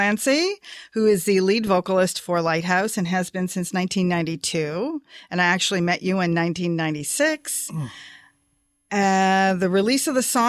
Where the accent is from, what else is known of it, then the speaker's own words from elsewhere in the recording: London, Ontario, Canada; Studied at Fanshawe College in my hometown of London, Ontario